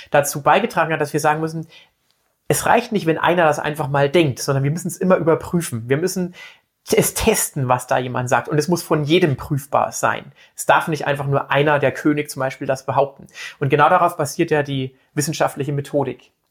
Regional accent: Bavaria, Germany; also ich komme aus Bayern, muss ich ganz ehrlich jetzt zugeben und bekennen und stehe auch dazu

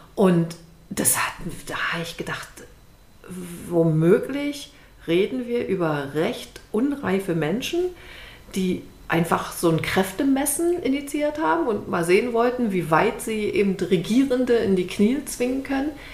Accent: Germany; bei uns in Deutschland

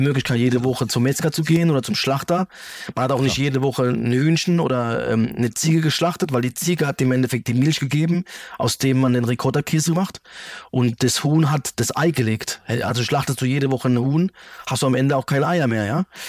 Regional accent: Germany; also born or lived in Calabria, Italy; Ich bin ja in Deutschland ge mhm. geboren und aufgewachsen

